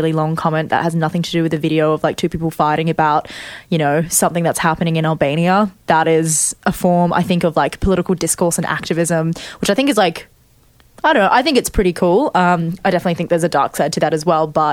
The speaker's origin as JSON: {"language": "English", "country": "Australia", "said": "I identify as Chinese Australian"}